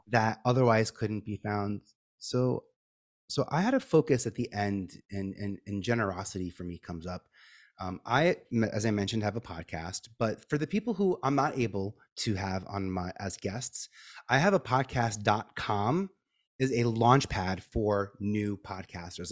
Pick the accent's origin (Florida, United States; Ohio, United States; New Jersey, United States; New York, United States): New York, United States; New York City; I'm from Staten Island